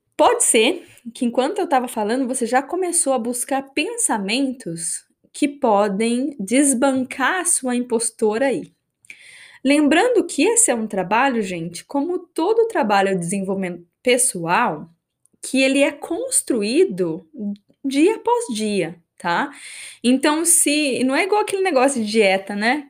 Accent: Brazil; first language Portuguese; moved away as an adult; also born or lived in New Zealand; now in Australia; eu moro fora do Brasil, fazem quase acho que 11 anos

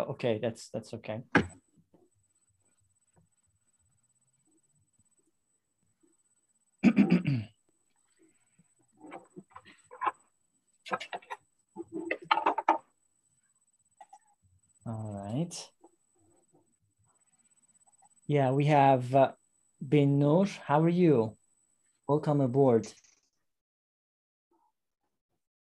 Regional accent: Iran; English is a second language; now in Istanbul, Turkey; I am from Iran. I live in Istanbul

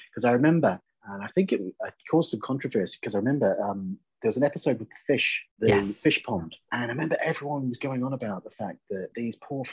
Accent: New Zealand; moved away; also born or lived in Belfast, Northern Ireland / Manchester; I'm a Kiwi. I'm originally born and brought up in New Zealand.

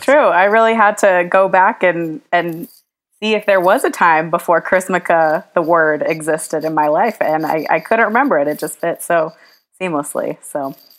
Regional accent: the South, United States; a Jewish girl growing up in the South

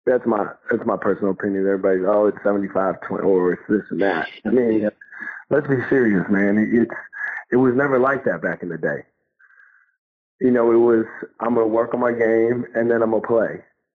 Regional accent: New York, United States; I mean, I'm from New York. We played in the playgrounds.

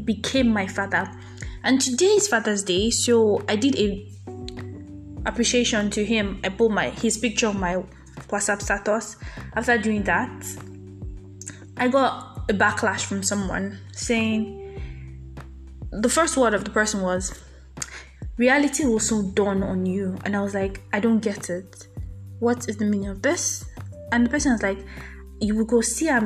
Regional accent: Nigeria; I'm a Nigerian

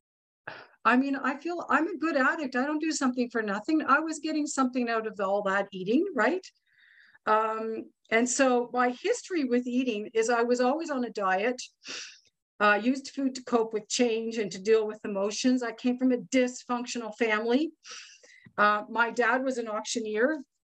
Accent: Ottawa, Ontario, Canada; I am from Ottawa, Ontario, Canada

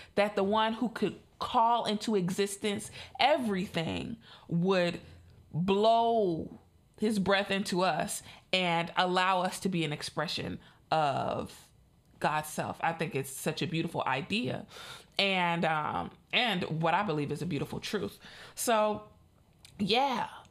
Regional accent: Chicago, Illinois, United States; I'm in the Midwest. I'm from Chicago.

